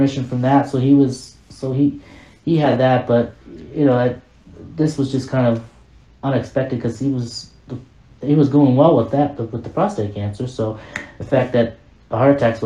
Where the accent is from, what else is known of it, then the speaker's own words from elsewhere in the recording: Las Vegas, Nevada, United States; I'm from Vegas, and you know, I grew up in Vegas